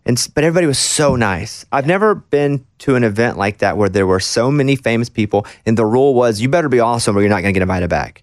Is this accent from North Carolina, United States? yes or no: no; Arkansas, United States; moved away; I'm from Arkansas